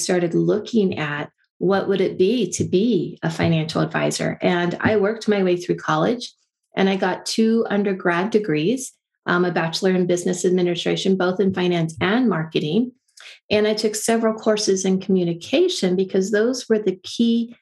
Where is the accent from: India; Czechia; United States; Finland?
United States; Silicon Valley, California; I grew up in California in Silicon Valley